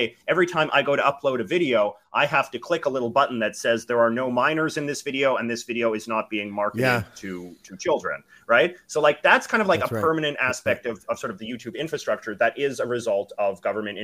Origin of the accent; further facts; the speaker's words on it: Canada; I'm obviously a Canadian